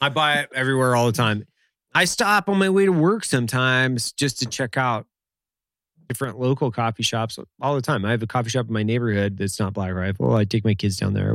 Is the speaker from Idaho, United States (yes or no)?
yes; Lewiston, Idaho, United States; moved away; I'm from Lewiston originally